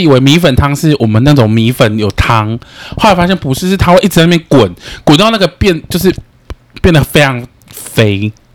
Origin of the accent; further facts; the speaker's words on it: central Taiwan, Taiwan; moved away as an adult; also born or lived in Chiayi; now in Taipei, Taiwan; 我是中 部人，可是我还是觉，因为我在嘉义读过书